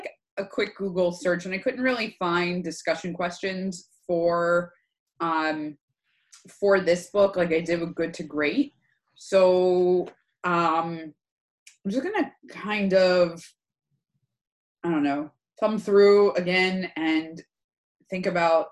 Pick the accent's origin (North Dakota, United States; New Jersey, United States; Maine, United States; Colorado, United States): New Jersey, United States; moved away; I'm originally from New Jersey